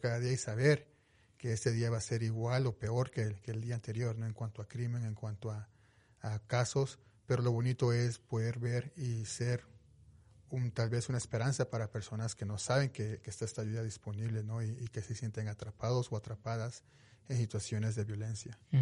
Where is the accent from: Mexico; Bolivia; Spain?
Mexico; Veracruz; moved away as an adult; now in Utah, United States; Yo soy originario de México, soy, soy de Veracruz